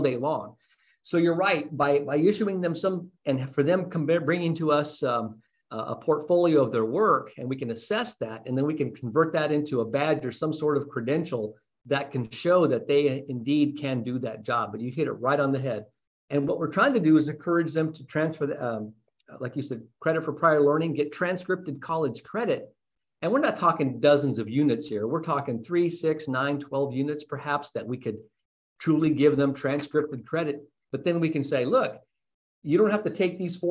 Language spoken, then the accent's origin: English; Las Cruces, New Mexico, United States; moved away as an adult; also born or lived in California / Texas / Arizona; now in Los Angeles, United States; I grew up in Las Cruces, New Mexico. It's my hometown.